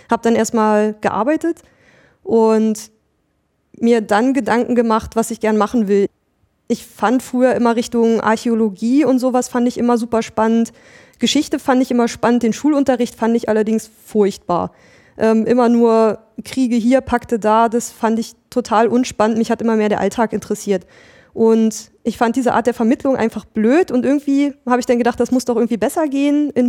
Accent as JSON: {"language": "German", "region": "Mecklenburg-Vorpommern", "country": "Germany", "tie": "born or raised there", "said": "ich bin in Mecklenburg-Vorpommern aufgewachsen, habe da auch mein Abitur gemacht"}